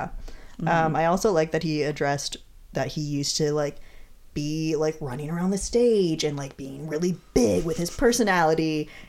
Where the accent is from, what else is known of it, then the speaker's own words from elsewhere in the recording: Michigan, United States; I grew up in Michigan.